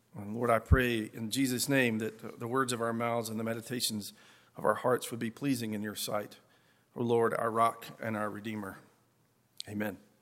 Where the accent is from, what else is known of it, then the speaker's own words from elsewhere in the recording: Appalachia, United States; accent: Appalachian; my Appalachian accent really comes out